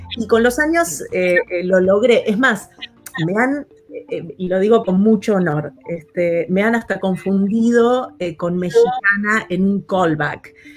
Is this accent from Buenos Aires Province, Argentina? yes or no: yes; Buenos Aires Province, Argentina; moved away as an adult; now in Los Angeles, United States; soy, soy de Buenos Aires, nacida y, crecida allí